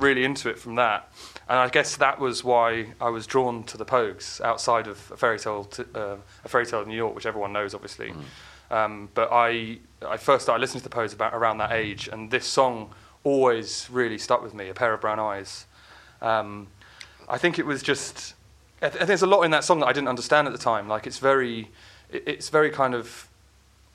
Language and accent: English; London, United Kingdom; I grew up in West London, Shepherd's Bush